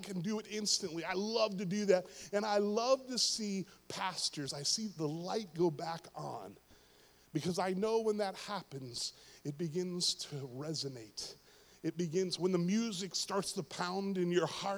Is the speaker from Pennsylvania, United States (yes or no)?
yes; Pittsburgh, Pennsylvania, United States; Pittsburgh, my hometown